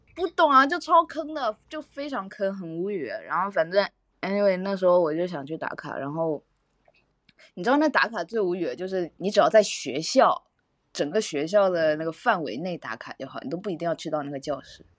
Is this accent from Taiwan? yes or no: no; China; moved away as an adult; now in United Kingdom; 到了上海，再到厦门，厦门，再到我老家